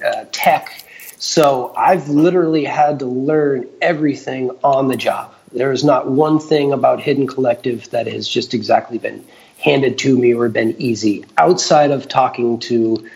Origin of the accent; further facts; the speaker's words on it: New Hampshire, United States; I'm a farmer from New Hampshire